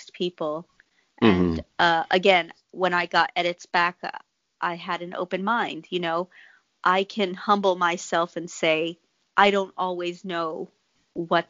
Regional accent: Texas, United States; the tales I grew up in Texas hearing.

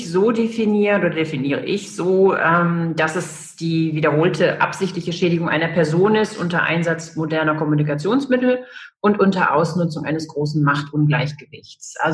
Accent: Düsseldorf, North Rhine-Westphalia, Germany; moved away as an adult; also born or lived in Trier; now in Rostock, Germany; bin äh, aus, ursprünglich aus Düsseldorf. Ich bin in Düsseldorf geboren und ähm, habe dann in Düsseldorf eine Banklehre gemacht, bin dann zum Studium nach Trier

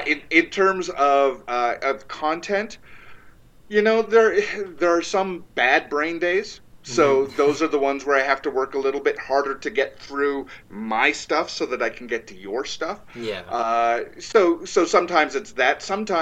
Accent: Toronto, Ontario, Canada; We're from Toronto, so why do they care?

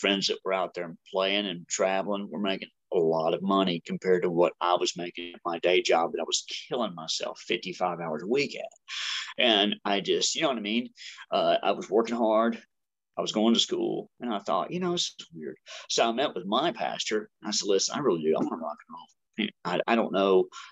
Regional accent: Enterprise, Alabama, United States; I was born in Enterprise, Alabama

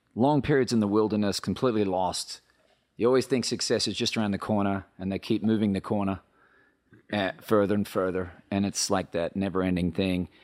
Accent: Australia; moved away as an adult; now in Nashville, United States; I come from Australia where they're brutally honest

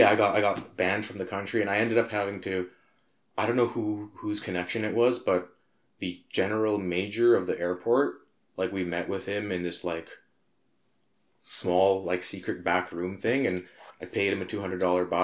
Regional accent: Richmond, British Columbia, Canada; also born or lived in Montreal / Surrey / Armenia; I grew up in Richmond

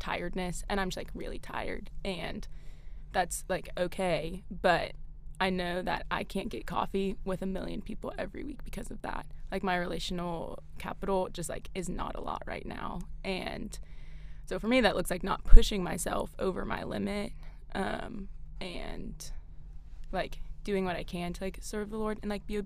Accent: Greenville, South Carolina, United States; now in Clemson, United States; I grew up in Greenville

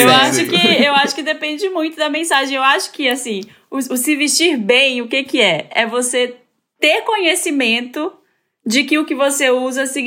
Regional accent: Belém, Pará, Brazil

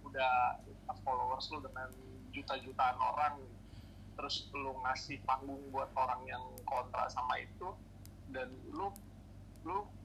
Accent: Depok, West Java, Indonesia; gue tahu orang pasti notice gue kalau gue orang Depok terus gue kritik Depok

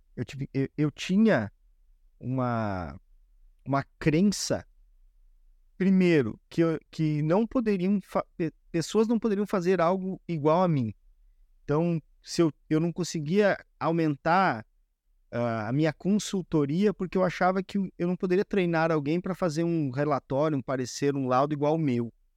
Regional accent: Rio Grande do Sul, Brazil; Como gaúcho, todos os dias, duas vezes por dia, é chimarrão direto

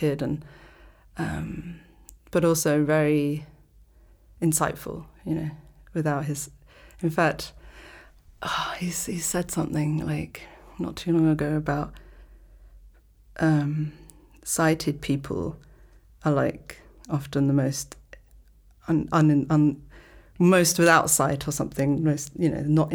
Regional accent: London, United Kingdom; moved away as an adult; now in Malta; I grew up in London, and my mother is from Malta, my father's from North America, from New York

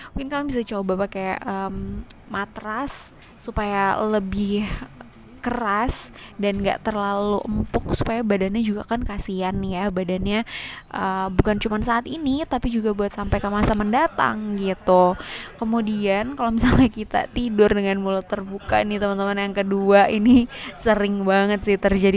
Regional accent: Indonesia; kita ya, orang Indo

